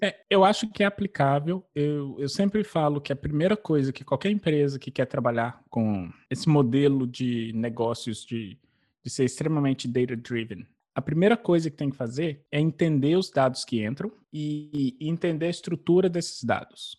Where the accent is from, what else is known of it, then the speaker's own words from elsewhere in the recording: Belo Horizonte, Minas Gerais, Brazil; moved away as an adult; now in New York, United States; eu sou mineiro de BH, nasci, cresci é, na comunidade do Alto Veracruz, em Belo Horizonte.